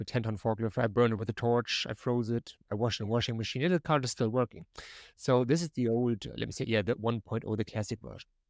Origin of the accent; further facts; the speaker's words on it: Germany; English is a second language; now in North Carolina, United States; You maybe hear a little bit of my accent. I'm typically from Germany, but I'm living right now in North Carolina here in the United States